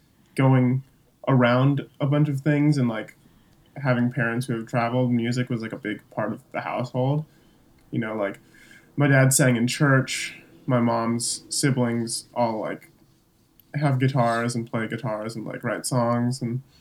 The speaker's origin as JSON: {"language": "English", "region": "California", "country": "United States", "tie": "born or raised there", "also_born_or_lived": "Elgin, Illinois / Hong Kong", "said": "I was actually born in Elgin, Illinois. And when I was like 4 months old, 3 months old, my family moved to Hong Kong. And then when I was like 4 years old, we moved to California, Orange County"}